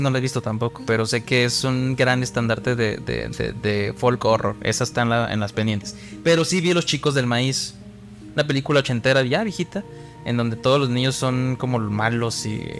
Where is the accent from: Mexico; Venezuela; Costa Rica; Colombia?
Mexico